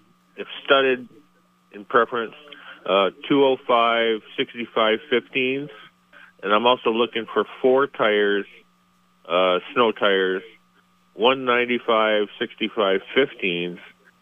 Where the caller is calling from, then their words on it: Shelburne, Vermont, United States; Steve, calling from Shelburne.